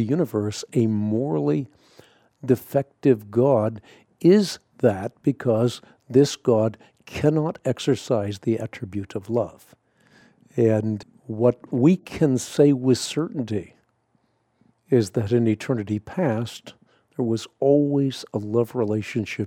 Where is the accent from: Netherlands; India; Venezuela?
Netherlands; I'm Scandinavian. I was born in Holland.